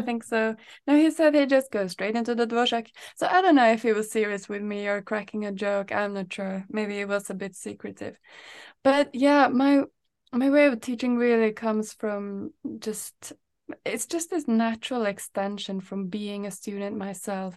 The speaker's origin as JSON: {"language": "English", "country": "Norway", "moved": "yes", "lives_now": "Sweden", "said": "I'm from Norway"}